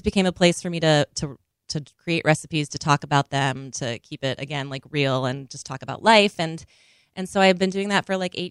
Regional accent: Minnesota, United States; now in New York, United States; I grew up in Minnesota

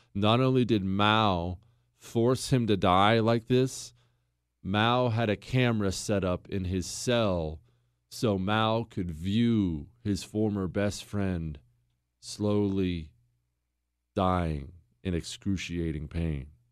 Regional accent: United States; I'm an American

